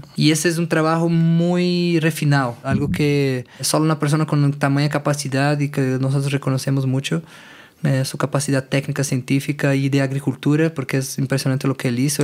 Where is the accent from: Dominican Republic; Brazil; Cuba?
Brazil; Brasília, Federal District; Spanish is a second language; moved away as an adult; now in Tepoztlán, Mexico; Yo soy originario de Brasilia, soy hijo de agricultor y venimos, vinimos para México en un, periodo hace cinco años más o menos